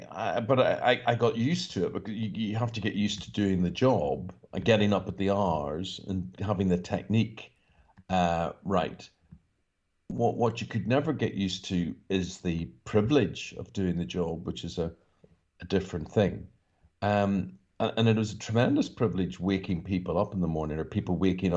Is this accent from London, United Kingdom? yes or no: no; Northern Ireland, United Kingdom; growing up in Northern Ireland